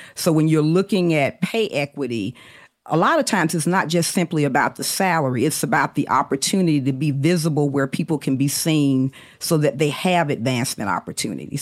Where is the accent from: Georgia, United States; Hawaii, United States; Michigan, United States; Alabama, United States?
Alabama, United States; Birmingham; I grew up in Birmingham, Alabama in the 70s.